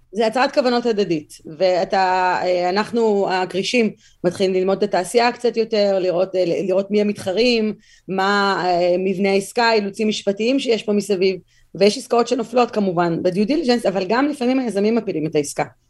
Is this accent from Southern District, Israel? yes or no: no; Tel Aviv, Tel Aviv District, Israel; moved away as an adult; now in United States; נולדתי בתל אביב, גדלתי בתל אביב